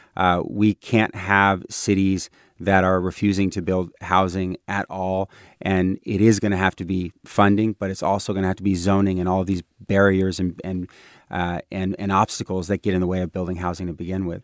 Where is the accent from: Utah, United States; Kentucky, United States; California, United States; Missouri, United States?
California, United States; Bay Area; I'm very much a Bay Area kid.